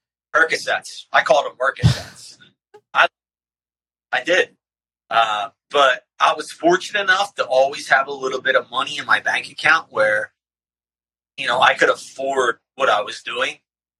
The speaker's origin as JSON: {"language": "English", "town": "Philadelphia", "region": "Pennsylvania", "country": "United States", "tie": "born or raised there", "also_born_or_lived": "Bucks County", "moved": "yes", "said": "Born and bred in Philadelphia."}